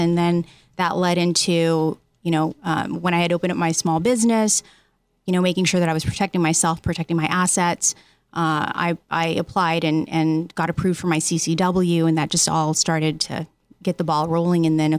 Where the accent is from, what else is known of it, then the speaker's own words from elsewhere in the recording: San Diego, California, United States; also born or lived in Riverside County, California; I'm actually originally from San Diego, but I lived out in Riverside Riverside County.